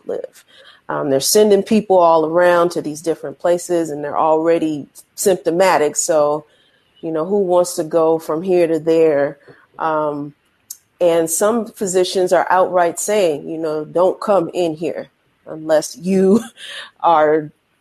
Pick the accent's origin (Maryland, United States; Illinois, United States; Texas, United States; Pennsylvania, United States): Illinois, United States; Chicago; now in New York City, United States; I'm from Chicago originally